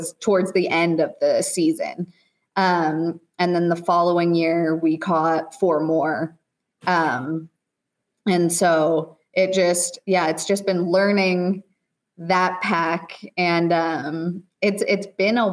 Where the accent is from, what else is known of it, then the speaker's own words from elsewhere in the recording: Oregon, United States; moved away as an adult; now in Idaho, United States; I grew up in Oregon.